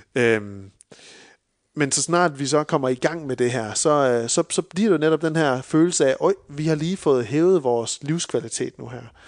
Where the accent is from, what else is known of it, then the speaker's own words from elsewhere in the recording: Denmark; som danskere